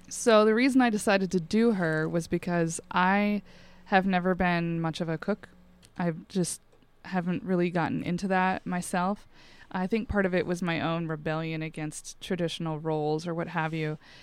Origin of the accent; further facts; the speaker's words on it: Montana, United States; I grew up in Montana.